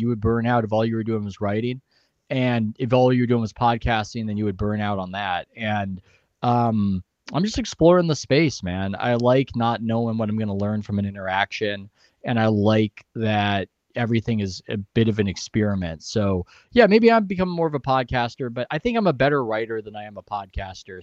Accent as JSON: {"language": "English", "town": "San Diego", "region": "California", "country": "United States", "said": "I'm from San Diego"}